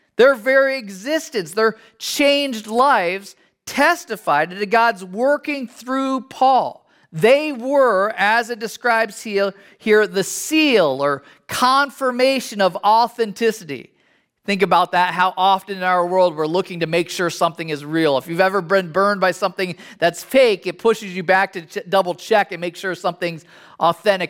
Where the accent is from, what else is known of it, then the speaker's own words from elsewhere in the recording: United States; as an American